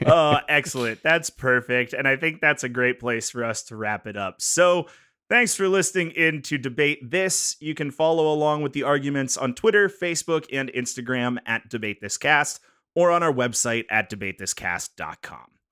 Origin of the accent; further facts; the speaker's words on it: north of Pittsburgh, Pennsylvania, United States; moved away; north of Pittsburgh